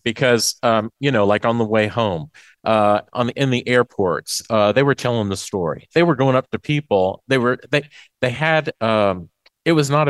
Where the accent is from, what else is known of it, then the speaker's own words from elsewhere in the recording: Macon, Mississippi, United States; I'm from Macon, Mississippi, East Central. Farm soybeans, corn, cotton, cattle, and catfish.